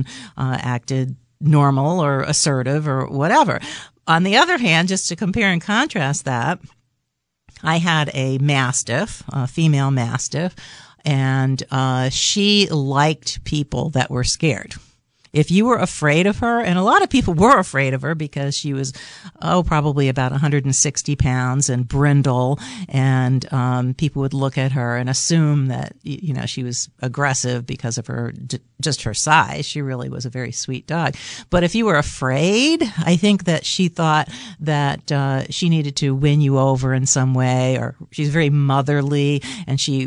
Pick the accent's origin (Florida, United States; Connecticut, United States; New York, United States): New York, United States; New York City; I grew up in New York City in an apartment